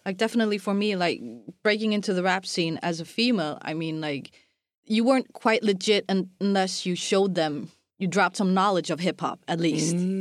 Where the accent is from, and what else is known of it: Iceland